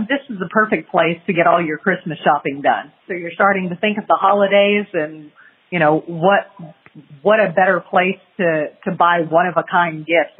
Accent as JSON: {"language": "English", "town": "San Antonio", "region": "Texas", "country": "United States", "tie": "born or raised there", "also_born_or_lived": "Portland, Texas", "said": "I was born in San Antonio."}